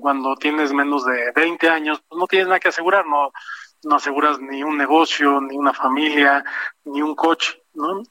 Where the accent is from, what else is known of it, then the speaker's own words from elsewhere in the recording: Mexico; como mexicanos